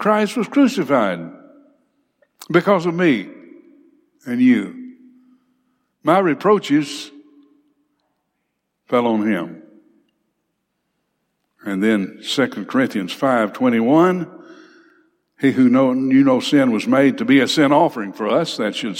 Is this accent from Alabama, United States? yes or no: yes; Big Cove, Alabama, United States; I grew up in Big Cove